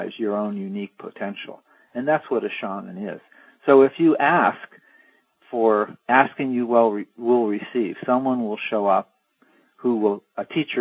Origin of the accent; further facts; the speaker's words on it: East Coast, United States; I was from the East Coast